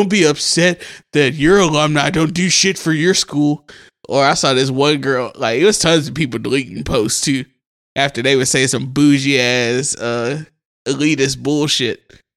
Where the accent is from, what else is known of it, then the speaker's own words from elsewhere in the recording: Mississippi, United States; I'm from Mississippi.